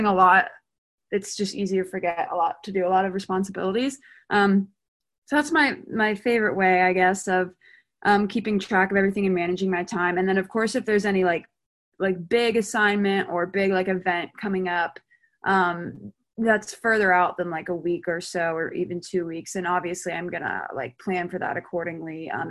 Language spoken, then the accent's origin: English; Mount Pleasant, South Carolina, United States; I'm from Mount Pleasant, South Carolina, which is like right outside of Charleston, so I'm not far from home